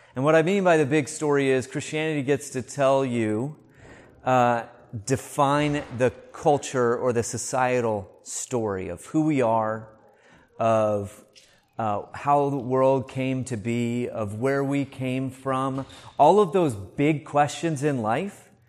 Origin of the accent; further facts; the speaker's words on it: United States; moved away; I grew up in the States